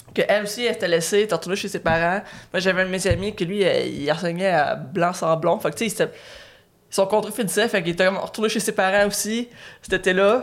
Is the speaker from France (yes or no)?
no; Batiscan, Quebec, Canada; also born or lived in Trois-Rivières; j'ai j'ai grandi à Batiscan